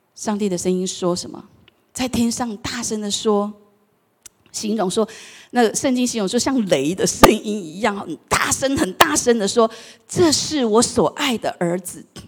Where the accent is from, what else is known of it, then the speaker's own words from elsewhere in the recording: Taiwan; 我们台湾话